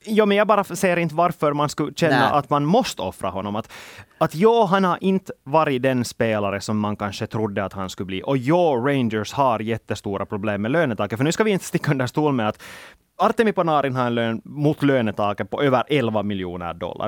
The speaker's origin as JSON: {"language": "Swedish", "country": "Finland", "said": "vi är finländare"}